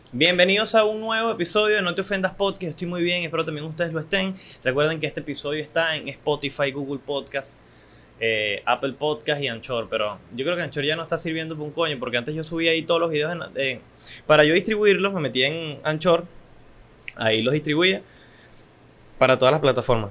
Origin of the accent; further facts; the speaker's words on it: Venezuela; yo como venezolano, joven, joven adulto venezolano